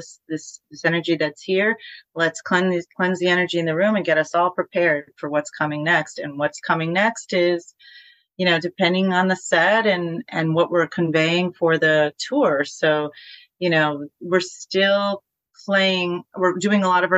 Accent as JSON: {"language": "English", "town": "Poughkeepsie", "region": "New York", "country": "United States", "tie": "born or raised there", "said": "we played The Chance in my hometown in Poughkeepsie"}